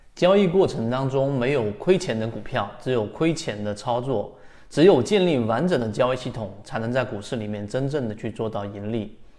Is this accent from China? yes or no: yes; China; 我们中国人